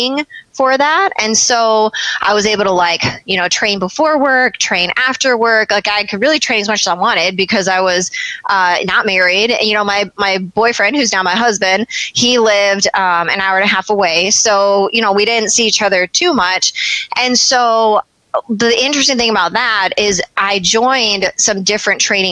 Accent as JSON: {"language": "English", "region": "Michigan", "country": "United States", "said": "I'm from Michigan"}